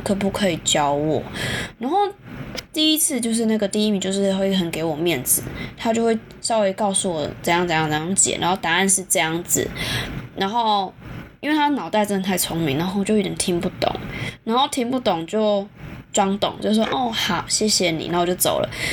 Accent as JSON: {"language": "Chinese", "country": "Taiwan", "tie": "born or raised there", "also_born_or_lived": "Taipei", "said": "我们这种真的土生土长在亚洲"}